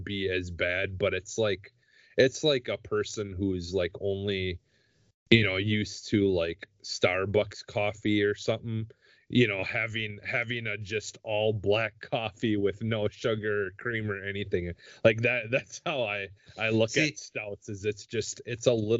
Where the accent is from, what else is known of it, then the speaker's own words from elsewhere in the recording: Wisconsin, United States; I'm from Wisconsin